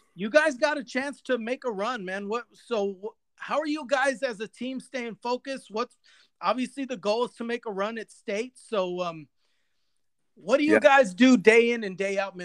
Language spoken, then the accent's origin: English; Corpus Christi, Texas, United States; I'm originally from Corpus, so baseball's God down there.